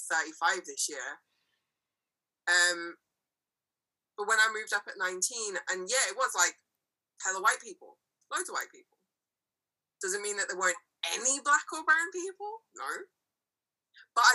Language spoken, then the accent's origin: English; Birmingham, West Midlands, United Kingdom; moved away as an adult; also born or lived in Scotland; now in Birmingham, United Kingdom; born and raised in Birmingham and then coming back